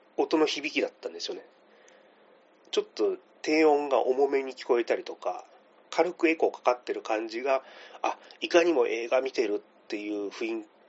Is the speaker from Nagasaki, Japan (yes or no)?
no; Kitakyushu, Fukuoka, Japan; now in Tokyo, Japan; 今私東京に住んでるんですけども、地元が小倉で